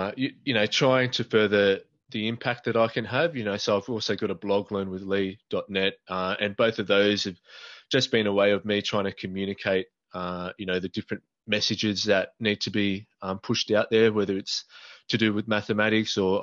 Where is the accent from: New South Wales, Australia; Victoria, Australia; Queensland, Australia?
New South Wales, Australia; I am from New South Wales, Australia